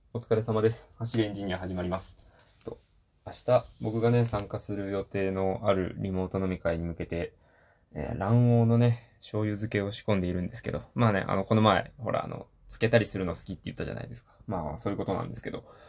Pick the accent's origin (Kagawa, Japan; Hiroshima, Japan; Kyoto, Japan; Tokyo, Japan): Hiroshima, Japan; 僕、出身広島なんですけど